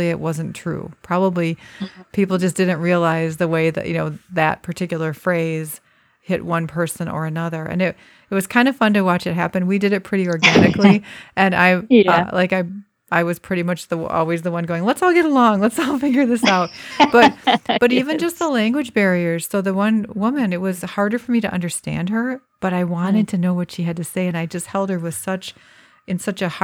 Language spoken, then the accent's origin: English; United States; I, as an American